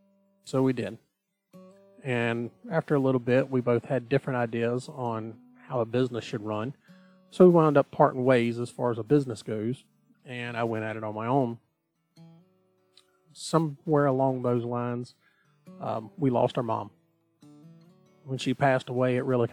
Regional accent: Southeast Georgia, United States; I was born here in Southeast Georgia, and that's where I've spent the majority of my life

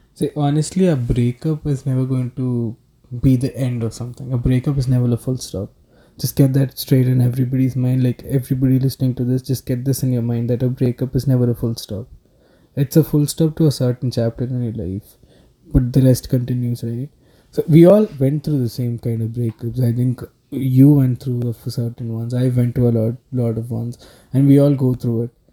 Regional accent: South India, India; first language Telugu; English is a second language; I come from the south part of India, so a lot of movies that I watched in my mother tongue, that's just Telugu

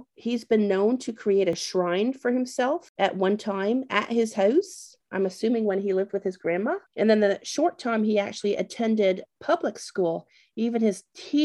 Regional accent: Canada; moved away; growing up in Canada

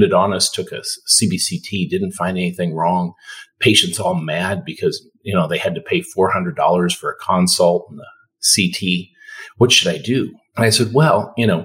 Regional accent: a couple hours north of Toronto, Ontario, Canada; moved away as an adult; also born or lived in Detroit, United States / Cleveland, United States; now in Texas, United States; I initially grew up in Canada, a couple hours north of Toronto

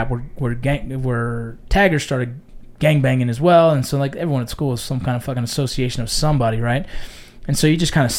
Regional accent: Los Angeles, California, United States; growing up in San Fernando Valley

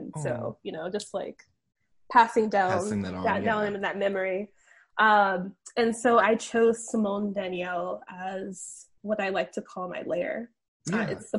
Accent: the Carolinas, United States; I think, growing up, I grew up in the Carolinas.

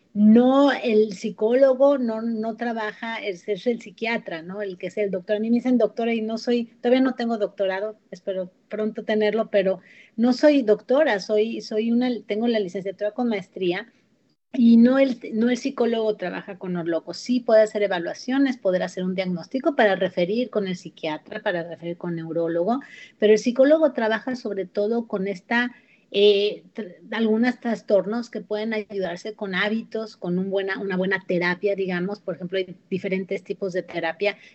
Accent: Mexico; moved away; México, de donde yo soy

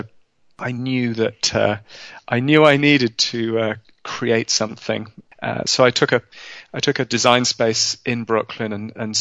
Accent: London, United Kingdom; I was born in London, in England, in the 1970s

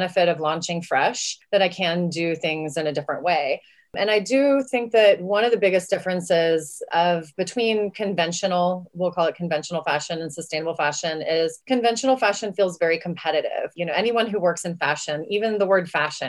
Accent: West Texas, United States; I'm from West Texas

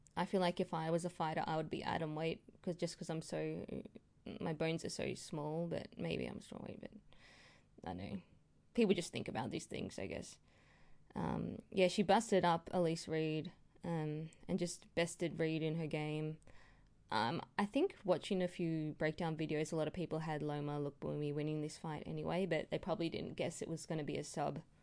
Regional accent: Australia; I'm an Aussie girl

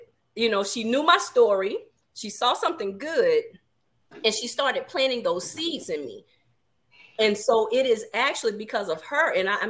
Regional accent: Augusta, Georgia, United States; So I am originally from Augusta, Georgia, home of the Masters, for those of you who are golf fans.

